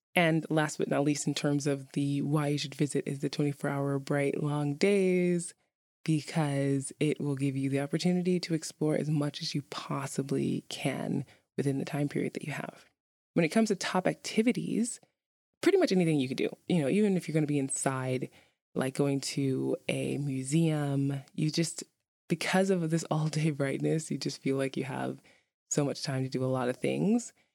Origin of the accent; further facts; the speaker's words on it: New York City, New York, United States; now in Iceland; I'm from New York City